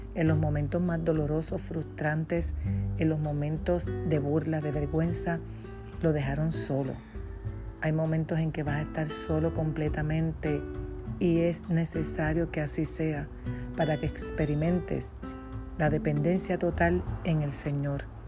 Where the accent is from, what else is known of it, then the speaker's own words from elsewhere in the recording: Puerto Rico; de Puerto Rico